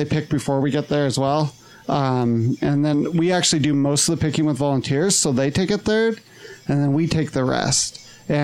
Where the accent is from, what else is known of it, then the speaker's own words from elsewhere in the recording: Kamas, Utah, United States; I'm from Camas. Up in Summit County, super small town.